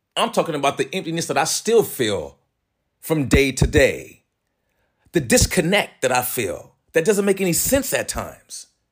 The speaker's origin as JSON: {"language": "English", "town": "San Jose", "region": "California", "country": "United States", "tie": "born or raised there", "also_born_or_lived": "San Francisco", "said": "I was born in San Francisco, raised in San Jose, California"}